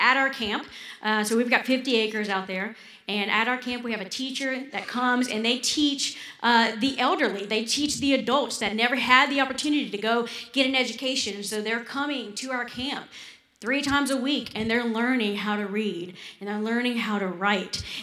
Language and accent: English; Louisiana, United States; also born or lived in Kenya; we're Louisianans. We're Cajuns